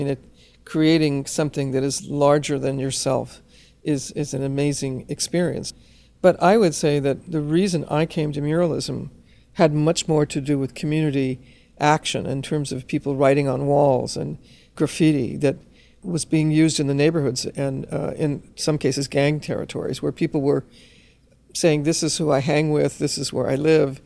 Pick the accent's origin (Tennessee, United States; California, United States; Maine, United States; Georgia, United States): California, United States; Los Angeles; as a Chicana growing up in Los Angeles